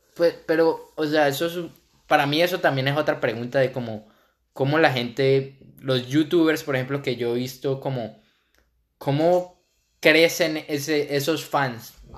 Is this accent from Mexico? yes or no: no; Cali, Valle del Cauca, Colombia; moved away as an adult; now in Vancouver, Canada; viví y nací 19 años en Cali, Colombia.